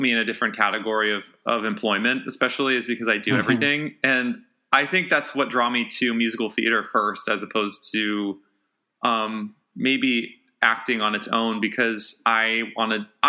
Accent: Erie, Pennsylvania, United States; I grew up in Erie, Pennsylvania

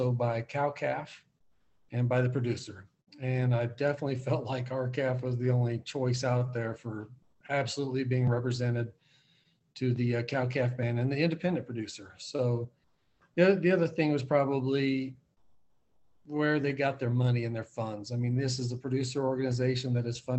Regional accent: Oakley, Kansas, United States; I grew up in Northwest Kansas, and I'm still in Northwest Kansas

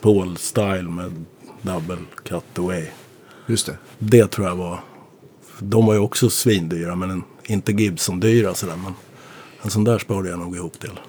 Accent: Norsborg, Stockholm County, Sweden; jag kommer från Morsborg

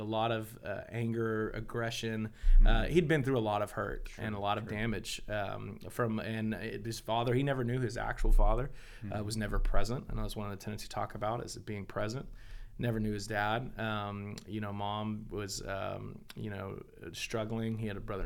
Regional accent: Deer Park, Texas, United States; also born or lived in Pasadena, Texas; I grew up in Deer Park, Texas.

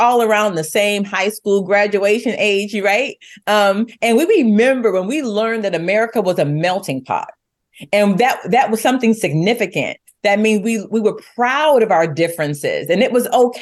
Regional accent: United States; we, as the American people

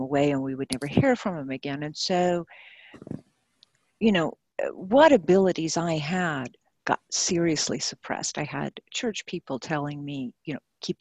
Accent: New Mexico, United States; I was raised in New Mexico during the Cold War.

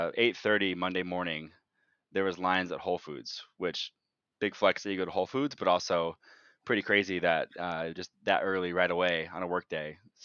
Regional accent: Nebraska, United States; moved away as an adult; now in Chicago, United States; I do consulting in Chicago, and I've lived here for 4 years, but born and raised in Nebraska, went to school there with Nick

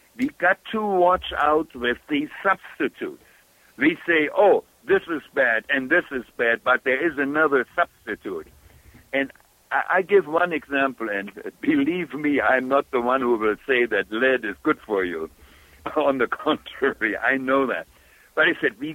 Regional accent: Germany; accent: German; English is a second language; moved away; my German accent

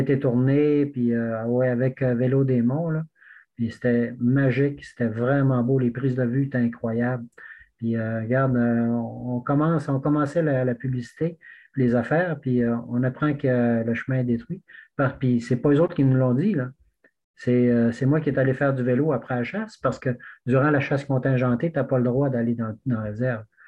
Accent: Squatec, Quebec, Canada; also born or lived in Western Canada; now in Gaspésie, Canada; moi, je suis originaire de Québec, mais j'ai grandi plus à Squatek, un petit village dans le Témiscouata.

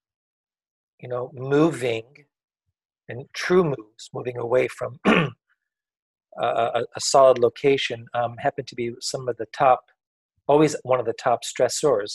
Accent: a small village in the center of France, centre of France, France; I was born in France in a small little village in the center of France back in 1963. My parents were French, and it was a pretty simple upbringing up until about 4 years old. My grandparents raised me

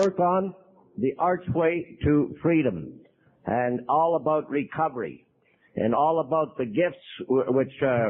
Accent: Montreal, Quebec, Canada; I was born in Montreal

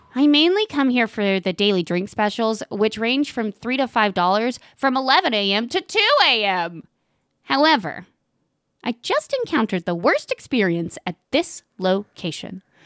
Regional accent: Tennessee, United States; we're from Tennessee

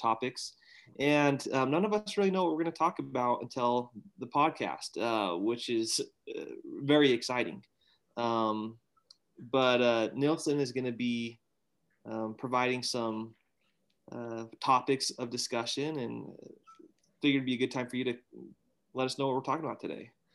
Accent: Utah, United States; also born or lived in southern Arizona; now in Arizona, United States; from Utah, currently living uh, in southern Arizona

